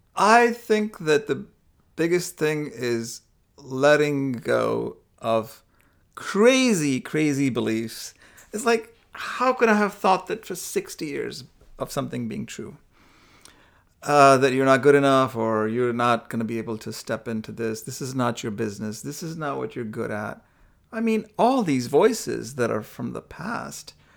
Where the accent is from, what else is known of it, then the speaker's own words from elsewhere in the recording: India; I'm from India